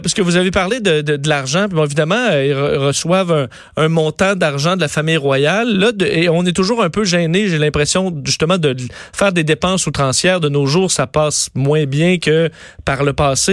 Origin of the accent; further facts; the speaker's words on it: Canada; chez nous au Canada